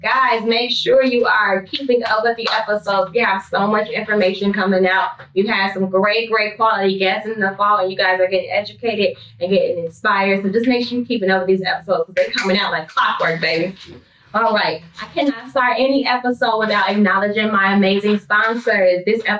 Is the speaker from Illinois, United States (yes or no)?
yes; Chicago, Illinois, United States